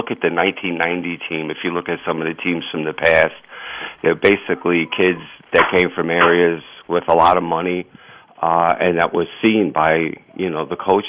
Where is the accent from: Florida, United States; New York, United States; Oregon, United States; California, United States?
New York, United States; New York City; growing up in Ridgewood, man, everyone played soccer.